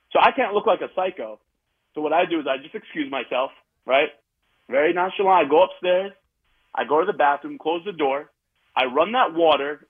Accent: Middletown, New York, United States; I'm from Middletown, New York

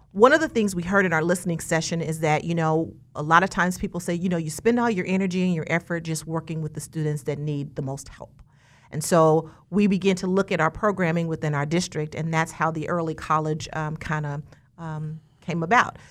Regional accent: Wichita, Kansas, United States; I was born and raised here in Wichita, Kansas.

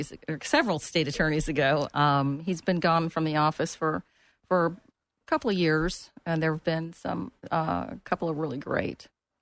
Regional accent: St. Petersburg, Florida, United States; moved away as an adult; also born or lived in Akron, Ohio; now in Orlando, United States; I grew up in St. Petersburg. I was actually born in Akron, Ohio, moved here when I was a child. But I've been here since 1983

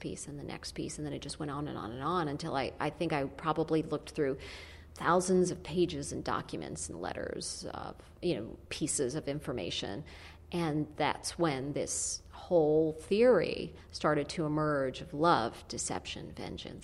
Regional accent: Yonkers, New York, United States; I grew up in Yonkers

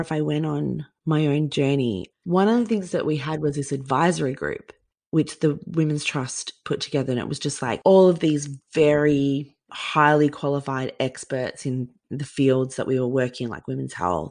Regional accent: Queensland, Australia; growing up in Queensland

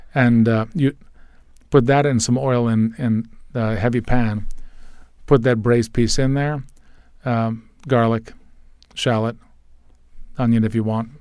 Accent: United States; I'm an American boy.

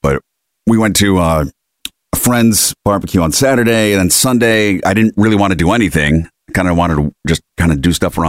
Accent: Rochester, New York, United States; moved away; my hometown because I grew up on the Erie Canal, the suburbs of Rochester.

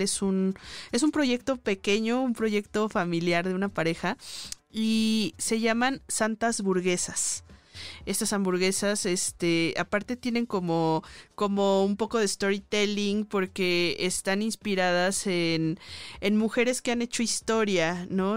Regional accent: Guadalajara, Jalisco, Mexico; now in Mexico City, Mexico; yo soy de provincia, que soy de Guadalajara

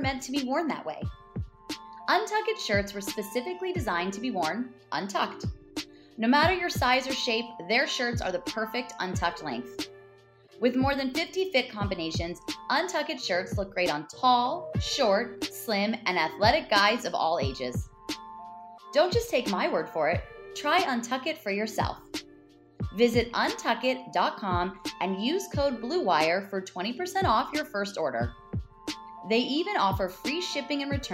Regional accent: Los Angeles, California, United States; I'm from

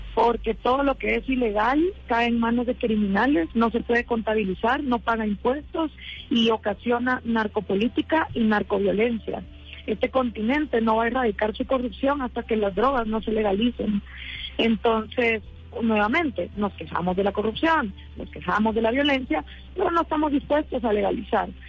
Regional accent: Guatemala; después de 10 años de estar haciendo activismo en mi país, programas de radio

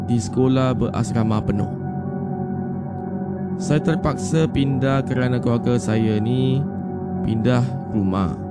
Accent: Malaysia; umur saya 15 tahun. Dan saya ni daripada Malaysia.

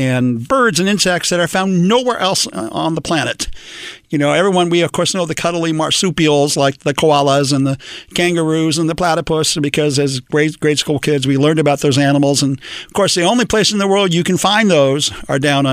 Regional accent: Los Angeles, California, United States; I am an old-fashioned Mexican-American in Los Angeles. I was born and raised here

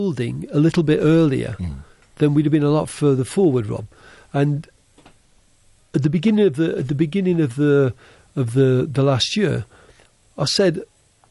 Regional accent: Helsingborg, Skåne, Sweden; Helsingborg, which is my hometown in Sweden.

